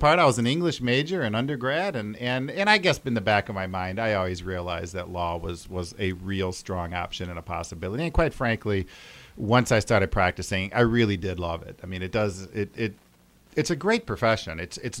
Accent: Grand Rapids, Michigan, United States; also born or lived in Detroit; Well, I was actually born in Detroit, but I grew up in Grand Rapids. I've been here since I was like 2 years old or something.

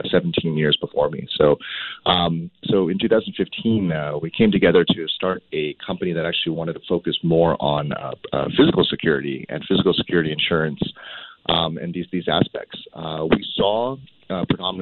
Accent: Cupertino, California, United States; I grew up in Cupertino

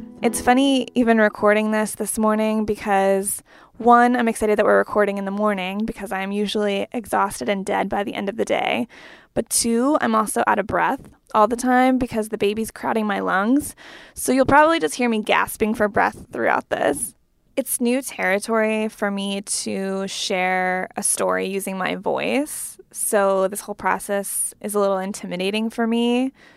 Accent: Pennsylvania, United States; moved away as an adult; now in Washington, DC, United States; I'm from Pennsylvania, which is like four hours away from my new home and my new job in DC

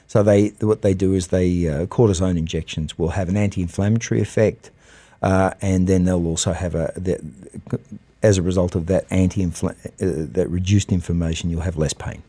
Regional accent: Australia; also born or lived in United States; now in United Arab Emirates; I'm Australian, but I was educated in America

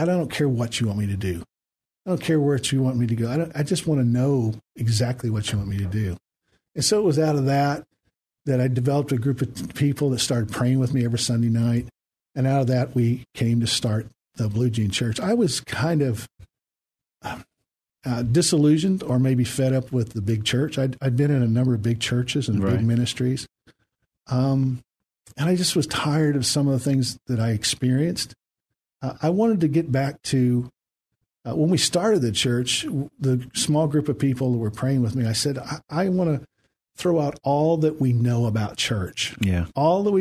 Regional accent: Indiana, United States; moved away as an adult; also born or lived in Alabama; now in San Antonio, United States; I'm originally from Indiana

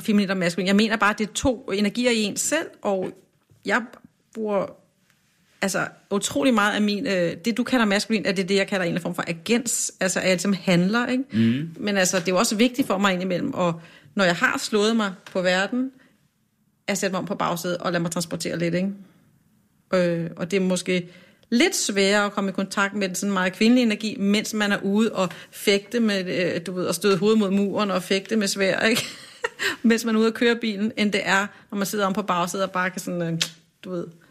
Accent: Kokkedal, Capital Region of Denmark, Denmark; Jeg er vokset op i sådan en udflytterkommune, øh, der hedder Kokkedal, ligger nord for København

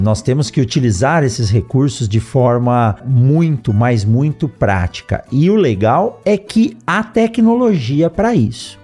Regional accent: São Paulo, Brazil; eu nasci em São Paulo

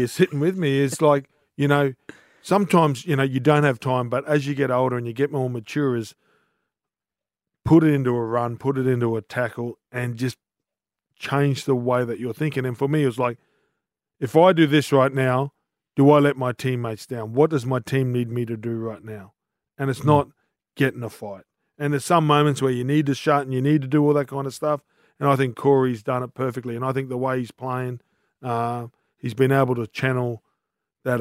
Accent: North Queensland, Australia; growing up in North Queensland

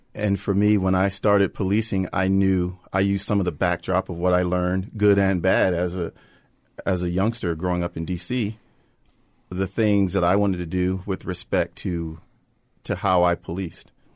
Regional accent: Prince George's County, Maryland, United States; we grew up in Prince George's County

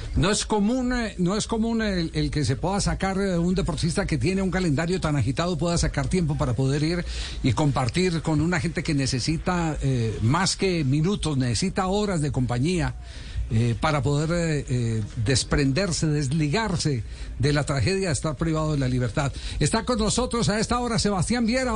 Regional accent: Colombia; como, colombianos

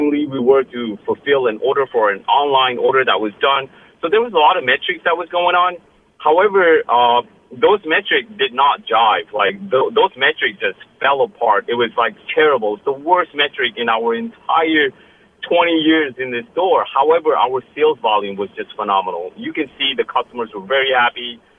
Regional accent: Glastonbury, Connecticut, United States; Yes, Lucy, this is … I am from Glastonbury.

